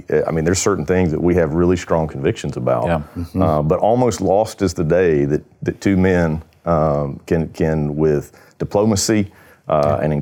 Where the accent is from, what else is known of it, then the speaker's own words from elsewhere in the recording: Panama City, Florida, United States; I have been born and raised in Panama City, Florida here